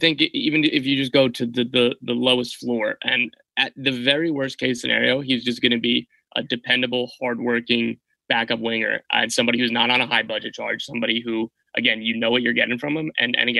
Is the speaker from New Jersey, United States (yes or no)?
yes; New Jersey, United States; I'm from the Jersey area